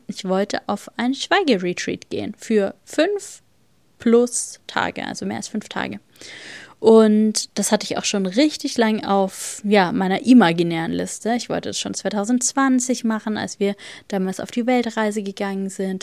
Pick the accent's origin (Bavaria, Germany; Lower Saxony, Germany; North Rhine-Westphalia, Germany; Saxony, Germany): Bavaria, Germany; moved away; bei uns in Bayern